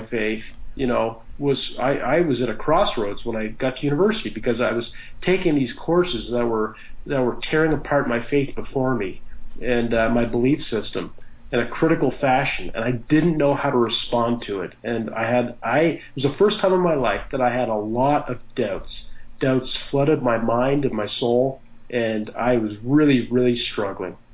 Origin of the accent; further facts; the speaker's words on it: Halifax, Nova Scotia, Canada; I grew up in Halifax, Nova Scotia, Canada. That's where I currently live with my wife